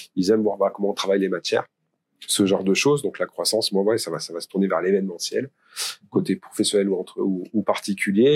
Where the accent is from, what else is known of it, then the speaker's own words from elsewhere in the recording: Pont-de-l'Isère, Auvergne-Rhône-Alpes, France; also born or lived in Valence; je suis de Pont-d'Isère déjà. Donc Valence, c'était la ville pour moi euh, dans, la, dans, ma campagne, parce que j'ai fait mes études à Valence